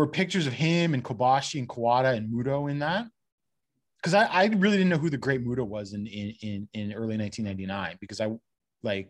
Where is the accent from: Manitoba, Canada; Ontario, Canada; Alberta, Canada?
Ontario, Canada; London; I'm from London, which is halfway between Detroit and Toronto